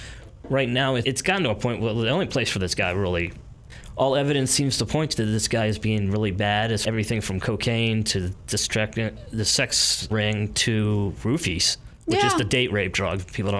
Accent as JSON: {"language": "English", "town": "Washington", "region": "District of Columbia", "country": "United States", "said": "I'm from Washington, D.C."}